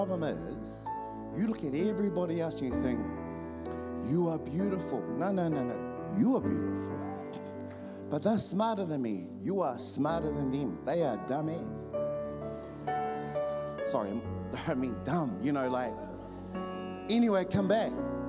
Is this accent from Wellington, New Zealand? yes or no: no; Auckland, New Zealand; I'm from Otara, South Auckland.